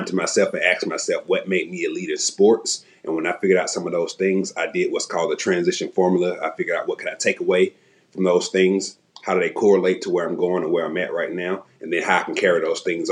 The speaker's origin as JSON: {"language": "English", "town": "Atlanta", "region": "Georgia", "country": "United States", "tie": "born or raised there", "also_born_or_lived": "Arkansas", "moved": "yes", "lives_now": "Knoxville, United States", "said": "born and raised in Southwest Atlanta, did a lot of moving"}